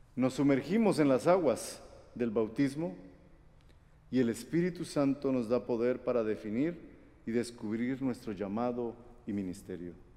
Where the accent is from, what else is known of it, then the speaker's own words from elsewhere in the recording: Guatemala; moved away; also born or lived in Costa Rica; yo nací en Guatemala. Y también soy costarricense